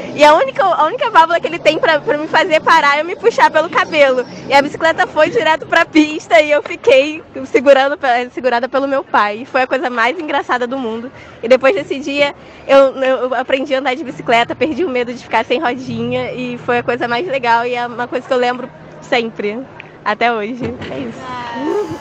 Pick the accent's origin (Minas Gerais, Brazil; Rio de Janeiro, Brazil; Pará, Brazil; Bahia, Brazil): Rio de Janeiro, Brazil; Nova Iguaçu; sou de Nova Iguaçu